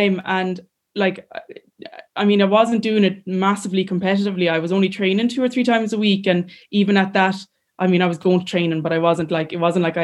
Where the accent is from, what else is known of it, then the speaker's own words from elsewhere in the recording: Clarenbridge, Connacht, Ireland; I'm from a lovely village and I'm from Clarenbridge and like my classmates were unbelievable when I was younger